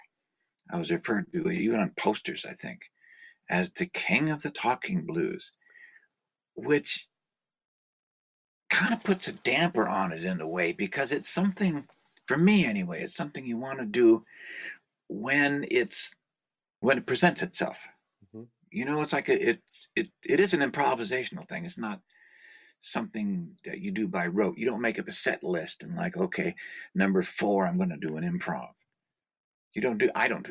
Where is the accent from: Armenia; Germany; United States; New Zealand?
United States; Lower Bay Area, California; In California, I grew up in the Lower Bay Area.